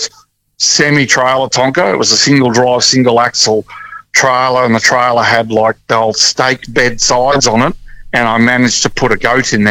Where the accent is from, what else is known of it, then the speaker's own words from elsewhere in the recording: Mary Kathleen, Queensland, Australia; when I was growing up in Mary Kathleen in northwestern Queensland, up near Mount Isa